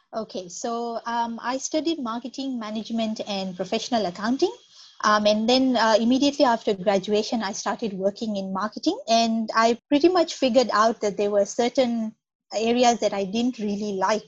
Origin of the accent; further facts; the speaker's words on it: Kenya; moved away as an adult; also born or lived in Nairobi / Perth, Western Australia; now in Australia; I'm from Kenya, which is in East Africa.